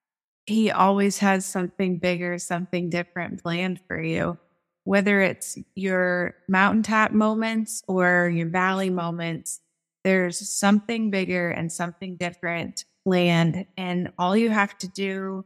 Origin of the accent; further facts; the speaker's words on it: Des Moines, Iowa, United States; I'm from Des Moines, Iowa